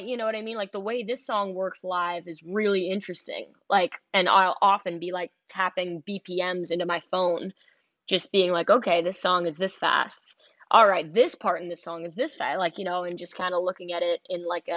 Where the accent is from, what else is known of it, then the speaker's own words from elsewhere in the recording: New York City, New York, United States; I'm from Manhattan